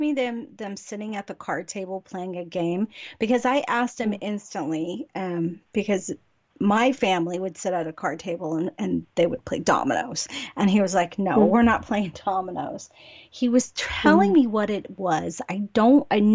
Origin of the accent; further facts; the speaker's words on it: California, United States; I'm from California